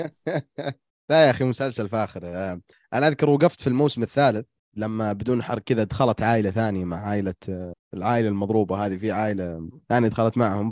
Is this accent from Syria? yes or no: no; Saudi Arabia; إحنا كسعوديين